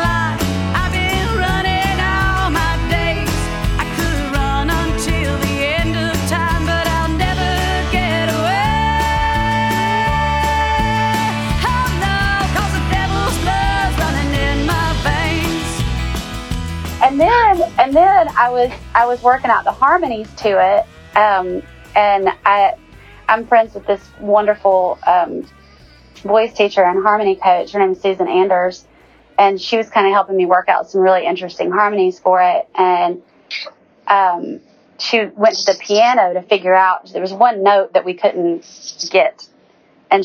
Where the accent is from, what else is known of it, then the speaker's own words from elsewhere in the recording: Lake Weiss, Northeast Alabama, United States; I grew up on Lake Weiss